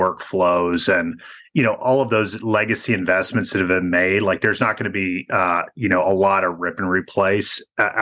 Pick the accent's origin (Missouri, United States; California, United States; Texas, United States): Texas, United States; Temple; my hometown, Temple, Texas.